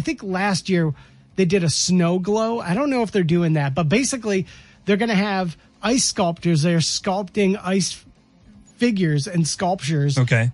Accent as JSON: {"language": "English", "town": "Rochester", "region": "Michigan", "country": "United States", "tie": "born or raised there", "lives_now": "Kalamazoo, United States", "said": "My hometown of Rochester is hosting one final go for the winter."}